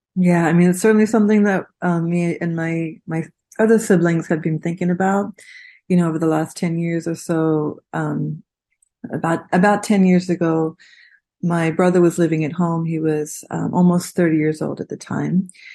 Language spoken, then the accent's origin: English; Australia; moved away; My family, I'm from Australia. My family lives there